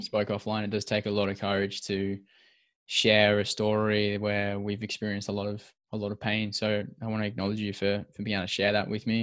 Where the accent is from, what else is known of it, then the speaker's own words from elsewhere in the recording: Perth, Western Australia, Australia; we're both from Perth. We're both Perth locals